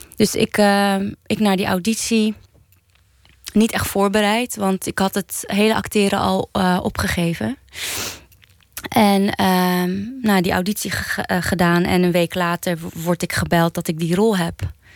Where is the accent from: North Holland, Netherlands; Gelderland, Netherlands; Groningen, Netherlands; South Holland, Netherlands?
North Holland, Netherlands; Amsterdam; opgegroeid in Oud-Zuid